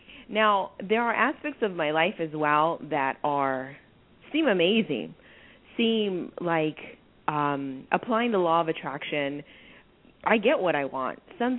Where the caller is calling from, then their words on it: San Diego, California, United States; I'm calling from San Diego.